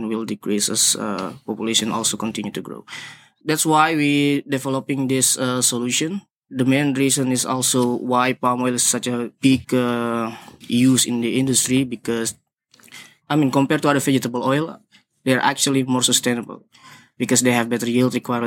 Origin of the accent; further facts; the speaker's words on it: Indonesia; now in Singapore; I'm from Indonesia, but currently living in Singapore.